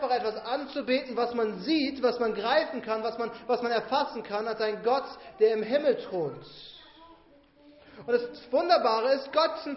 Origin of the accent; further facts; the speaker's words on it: Bavaria, Germany; Seht ihr, ich bin in Bayern auf dem Dorf aufgewachsen.